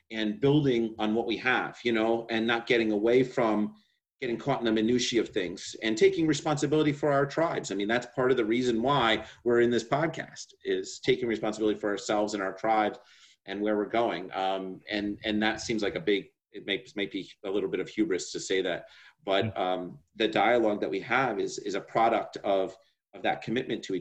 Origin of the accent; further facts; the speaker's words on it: New York, United States; I'm a New Yorker